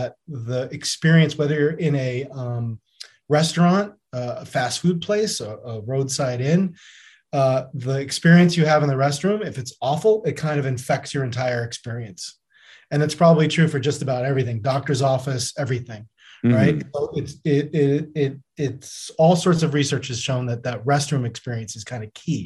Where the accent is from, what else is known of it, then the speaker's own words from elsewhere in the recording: New York, United States; growing up as a New Yorker